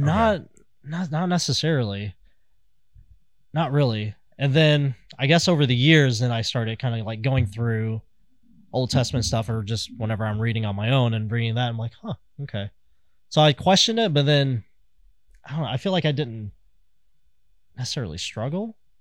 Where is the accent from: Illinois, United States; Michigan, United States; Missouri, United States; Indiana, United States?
Missouri, United States; Kansas City; I'm from Kansas City